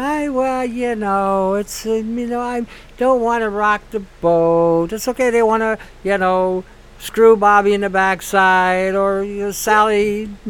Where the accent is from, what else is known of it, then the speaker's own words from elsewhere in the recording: Detroit, Michigan, United States; now in Canada; I grew up in Detroit